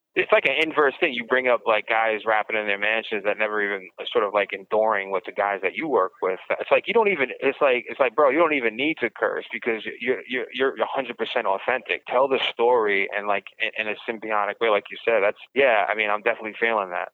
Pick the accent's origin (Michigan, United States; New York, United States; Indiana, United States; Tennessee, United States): New York, United States; New York City; I'm from Brooklyn